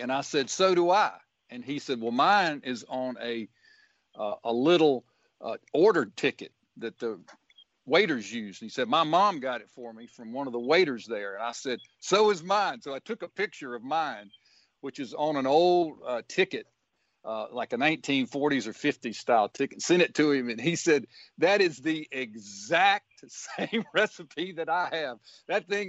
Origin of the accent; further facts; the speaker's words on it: Booneville, Mississippi, United States; now in Jackson, United States; growing up in Boonville